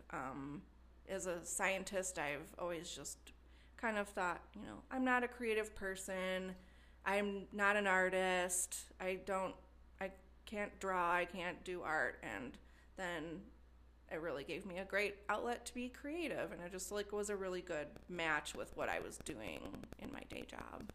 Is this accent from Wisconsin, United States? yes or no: yes; Wisconsin, United States; moved away as an adult; also born or lived in Madison, Wisconsin; now in Cincinnati, United States; I grew up in a small town in Wisconsin.